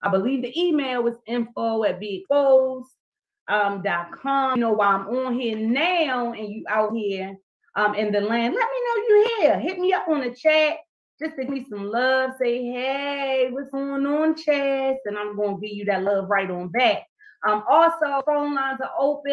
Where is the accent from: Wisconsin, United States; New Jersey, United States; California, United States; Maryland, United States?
Maryland, United States; Baltimore; my hometown is right here, Baltimore, Maryland.